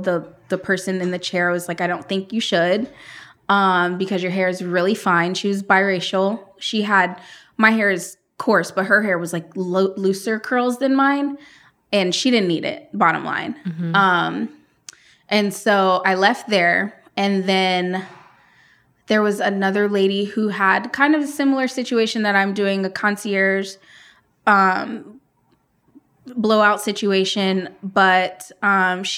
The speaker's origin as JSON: {"language": "English", "town": "Columbus", "region": "Ohio", "country": "United States", "tie": "born or raised there", "also_born_or_lived": "Phoenix, Arizona", "said": "That's where I was born. I was raised here in Columbus."}